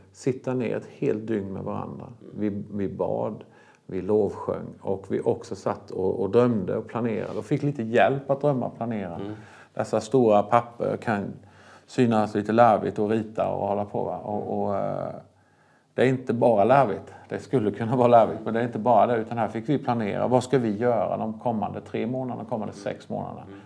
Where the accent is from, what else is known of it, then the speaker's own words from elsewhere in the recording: Vetlanda, Jönköping County, Sweden; also born or lived in Bulgaria; vi kom ju från en församlingsplantering. Det var där jag växte upp